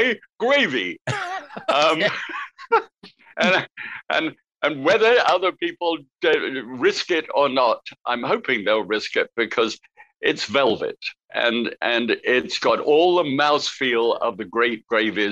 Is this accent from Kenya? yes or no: no; United Kingdom; now in United States; as a Brit